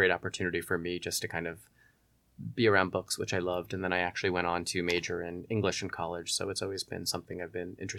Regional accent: Long Island, New York, United States; now in Los Angeles, United States; I am from Long Island, New York. I was born and raised there, and then I went to, after college, I moved to Manhattan

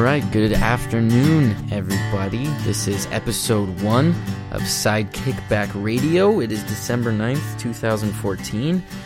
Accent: Los Angeles, California, United States; I was born and raised in Los Angeles, right here

